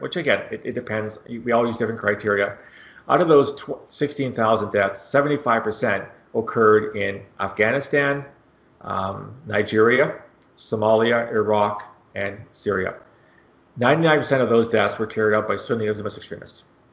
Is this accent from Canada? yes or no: yes; Canada; I'm Canadian